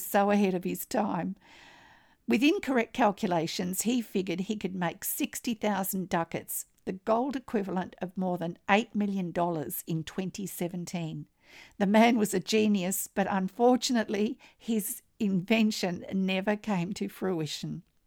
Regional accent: Australia; I'm an Australian textile artist

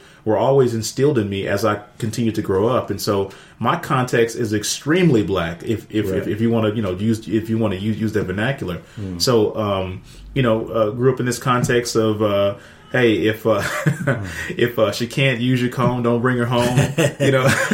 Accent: Dallas, Texas, United States; growing up in Oak Cliff, going through Pleasant Grove

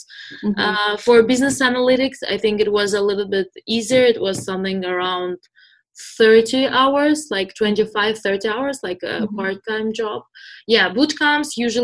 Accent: Moscow, Russia; moved away as an adult; also born or lived in San Francisco; now in United States; I'm originally from Moscow

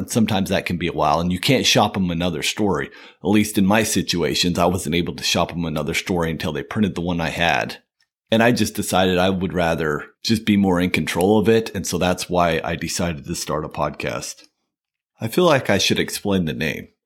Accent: Utah, United States; moved away as an adult; now in California, United States; In two thousand nine, I moved to California. Like I said, I'm from Utah

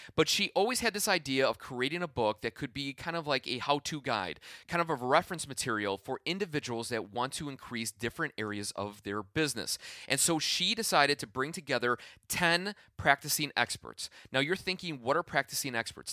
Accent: Midwest, United States; I am from the Midwest

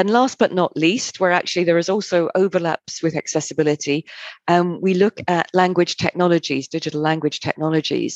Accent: United Kingdom; moved away as an adult; also born or lived in Germany; I didn't want to go back to Britain

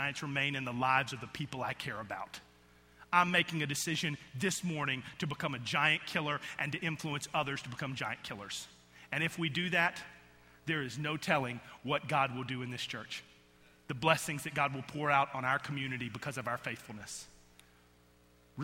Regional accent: outside of Atlanta, Georgia, United States; I grew up in outside of Atlanta, Georgia, in just a rural Georgia community.

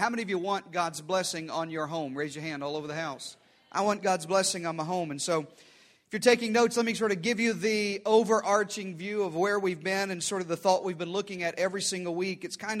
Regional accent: Deep South, United States; especially where I grew up in the Deep South and here in the Southwest as well

